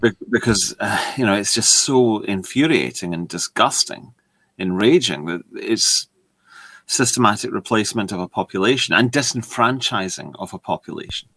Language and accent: English; United Kingdom; I'm British